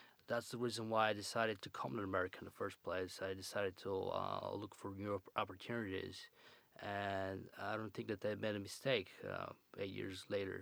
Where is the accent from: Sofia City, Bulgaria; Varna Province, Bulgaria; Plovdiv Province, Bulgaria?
Plovdiv Province, Bulgaria; Plovdiv; English is a second language; moved away as an adult; now in Chicago, United States; I was born in Bulgaria and I grew up in my born city, Plovdiv, called Plovdiv